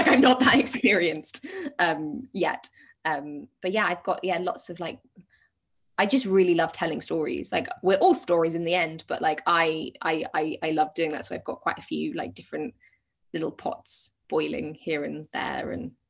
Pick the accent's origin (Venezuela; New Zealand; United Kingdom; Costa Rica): United Kingdom; well, we're British